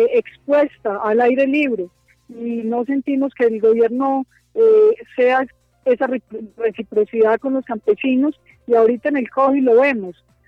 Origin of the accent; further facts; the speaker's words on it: Antioquia, Colombia; yo orgullosamente soy una campesina antioqueña